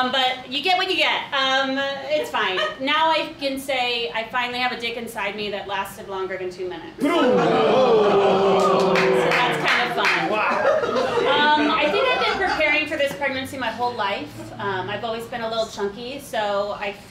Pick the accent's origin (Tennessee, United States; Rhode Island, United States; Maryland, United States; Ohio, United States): Ohio, United States; Beavercreek; moved away; also born or lived in Chicago; I grew up there in a town called Beaver Creek, where there's no beavers or creeks